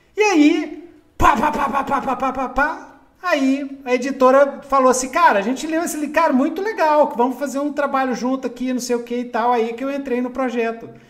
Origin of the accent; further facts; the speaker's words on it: Belo Horizonte, Minas Gerais, Brazil; Cresci em Minas Gerais. Cresci em Belzonte